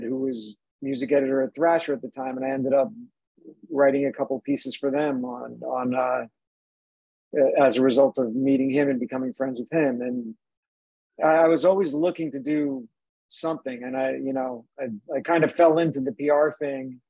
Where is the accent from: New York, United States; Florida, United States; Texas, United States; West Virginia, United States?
New York, United States; Suffolk County, Long Island; outside of Long Island, where I grew up in Suffolk County.